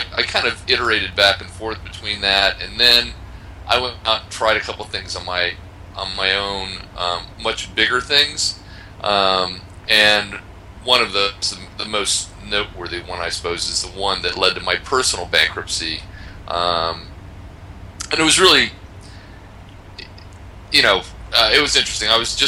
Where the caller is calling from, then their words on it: Poland; I am talking to you from Poland.